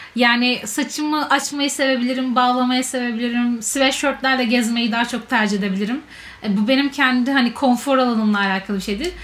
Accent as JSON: {"language": "Turkish", "region": "Istanbul", "country": "Turkey", "tie": "born or raised there", "said": "ben İstanbul'da büyüdüm"}